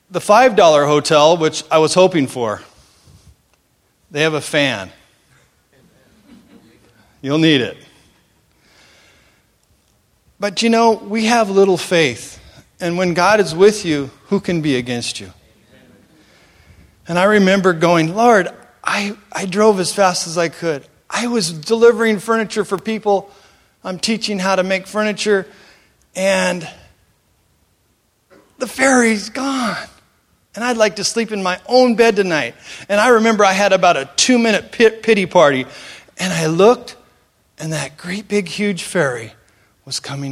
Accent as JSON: {"language": "English", "town": "Seattle", "region": "Washington", "country": "United States", "tie": "born or raised there", "also_born_or_lived": "Cambodia", "said": "I grew up here in the Seattle area"}